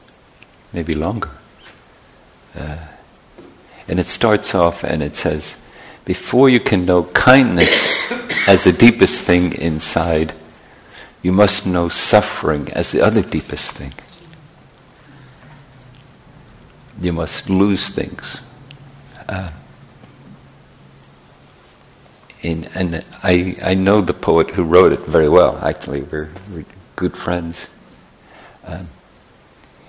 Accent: Northern Ireland, United Kingdom; moved away; where I grew up in Northern Ireland

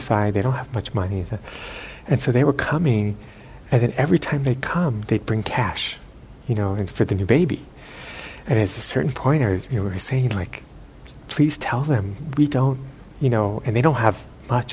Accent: United States; being American

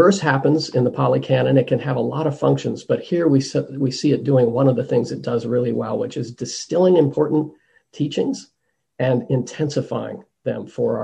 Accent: United States; accent: American; my American accent

